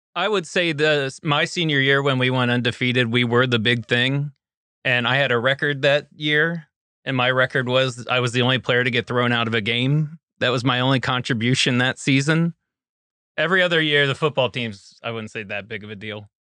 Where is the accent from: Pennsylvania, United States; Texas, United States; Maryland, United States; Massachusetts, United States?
Maryland, United States; Hagerstown; Hagerstown, Maryland